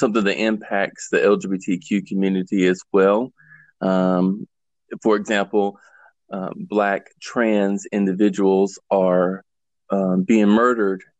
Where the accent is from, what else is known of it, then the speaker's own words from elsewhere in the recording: the South, United States; I was born and raised here in the South.